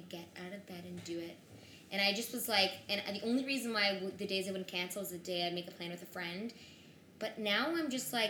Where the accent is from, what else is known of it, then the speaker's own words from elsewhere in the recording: Toronto, Ontario, Canada; now in New York, United States; I'm from Toronto